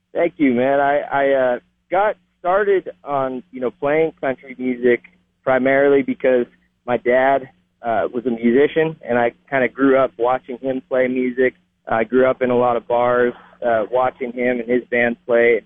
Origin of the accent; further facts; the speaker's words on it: Ben Lomond, California, United States; moved away as an adult; also born or lived in Austin, Texas; now in Texas, United States; I grew up in a little town called Ben Lomond, California